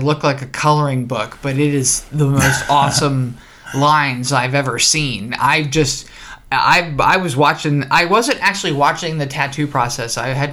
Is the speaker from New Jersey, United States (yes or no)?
yes; New Jersey, United States; I'm from New Jersey